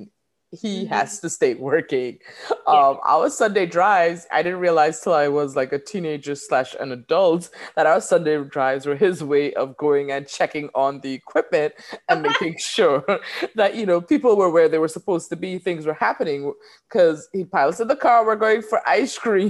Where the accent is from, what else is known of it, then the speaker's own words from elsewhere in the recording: Trinidad & Tobago; moved away as an adult; now in United States; I am a Trini gal. And so I was born there. I grew up there